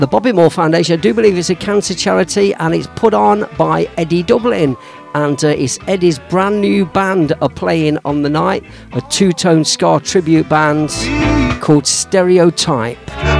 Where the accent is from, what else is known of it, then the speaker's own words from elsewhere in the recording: Leicester, East Midlands, United Kingdom; moved away as an adult; now in Melton Mowbray, United Kingdom; It's my hometown now because I live there, but I'm from Leicester.